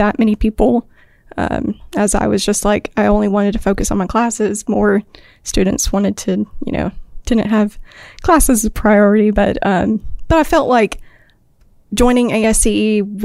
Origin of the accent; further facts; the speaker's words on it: Enterprise, Alabama, United States; I'm from Enterprise, Alabama